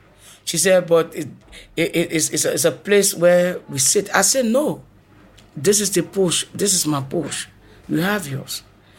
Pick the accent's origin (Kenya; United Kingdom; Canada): Kenya; moved away as an adult; I came from Kenya 2016